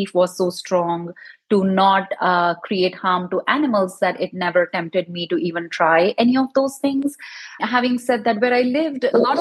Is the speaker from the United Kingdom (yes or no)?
no; India; now in East Bay Area, United States; growing up in India